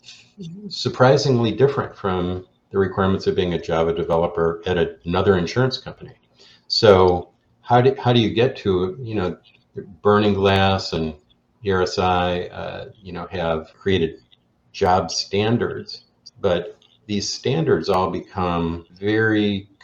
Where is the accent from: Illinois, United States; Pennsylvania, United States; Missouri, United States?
Illinois, United States; Chicago; I'm from Chicago